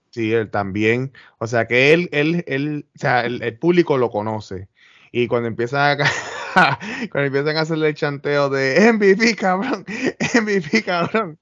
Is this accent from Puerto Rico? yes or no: yes; Puerto Rico; somos los boricuas